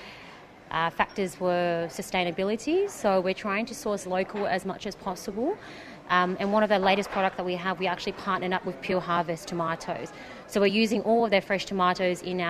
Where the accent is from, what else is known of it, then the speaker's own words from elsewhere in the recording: Sydney, New South Wales, Australia; now in UAE; Growing up in Sydney, in an Asian household